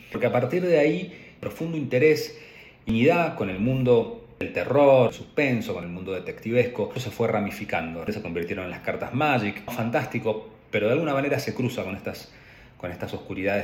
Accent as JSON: {"language": "Spanish", "town": "Trelew", "region": "Chubut", "country": "Argentina", "tie": "born or raised there", "said": "Yo nací en la Patagonia, Chubut, específico en la ciudad de Trelew"}